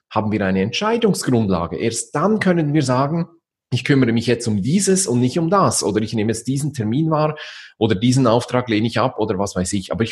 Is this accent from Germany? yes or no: no; Switzerland; Also man braucht bei uns in der Schweiz sagt man so eine Auslegeordnung.